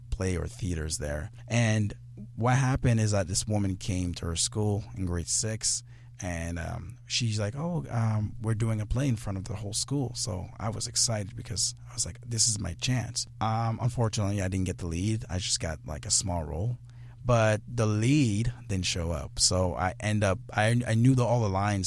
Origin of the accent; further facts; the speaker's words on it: Guinea; I'm from Guinea